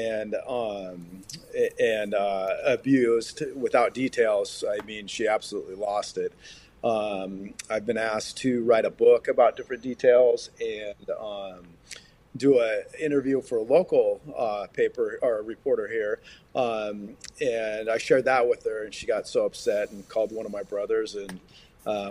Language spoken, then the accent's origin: English; Puget Sound, Seattle region, Washington, United States; I grew up in the Puget Sound, Seattle region